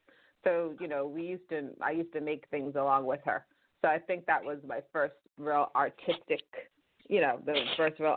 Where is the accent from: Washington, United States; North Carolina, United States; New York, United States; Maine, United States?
New York, United States; New York City; also born or lived in Bronx, New York / Antigua (ancestry); I'm a Brooklyn native, thank you very much, although I have lived in the Bronx for almost 17 years. So I proudly am now a member of the Bronx community, but I was born and raised in Brooklyn